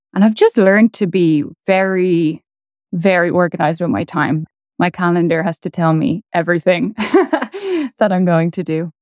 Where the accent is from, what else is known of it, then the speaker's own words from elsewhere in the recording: Dublin, Leinster, Ireland; moved away as an adult; also born or lived in Edinburgh; now in New York City, United States; I grew up in Dublin